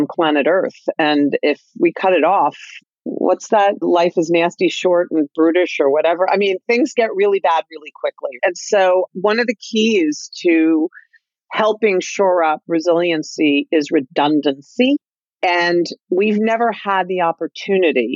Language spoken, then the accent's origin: English; New Jersey, United States; when I was a kid growing up in North Jersey in the late 60s, 70s